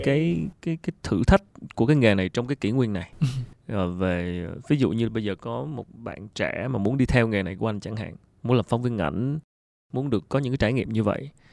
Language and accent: Vietnamese; Vietnam; mình là người Việt Nam